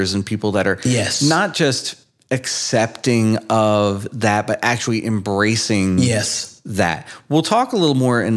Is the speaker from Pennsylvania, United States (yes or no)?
yes; Darby, Pennsylvania, United States; growing up in Darby out on the border of Southwest Philly